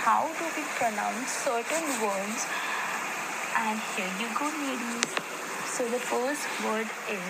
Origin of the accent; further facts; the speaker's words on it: India; I'm the same girl from India who sent that.